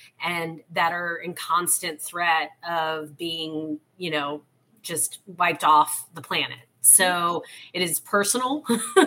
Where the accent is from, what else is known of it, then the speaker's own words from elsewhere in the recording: New Orleans, Louisiana, United States; moved away; also born or lived in Texas; I am personally originally from New Orleans, born and raised in uptown New Orleans, a block off the streetcar line